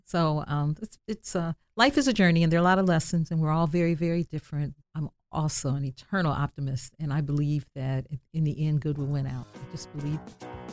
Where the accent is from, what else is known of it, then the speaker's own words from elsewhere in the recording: Dayton, Ohio, United States; I was born on Home Avenue in West Dayton, and then we moved to Residence Park in the mid-fifties